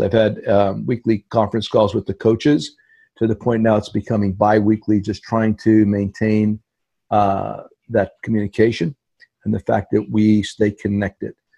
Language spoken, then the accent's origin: English; Hazleton, Pennsylvania, United States; the Hazleton Integration Project in my hometown